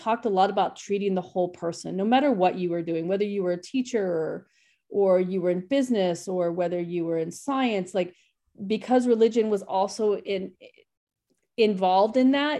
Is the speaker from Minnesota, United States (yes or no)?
no; Bakersfield, California, United States; I grew up out in Bakersfield outside of Los Angeles. It's a very conservative town.